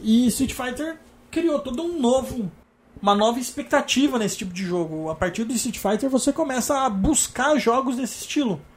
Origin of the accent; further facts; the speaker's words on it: Araraquara, São Paulo, Brazil; now in São Paulo, Brazil; eu nasci aqui em São Paulo e mudei para para Araraquara quando eu tinha seis anos.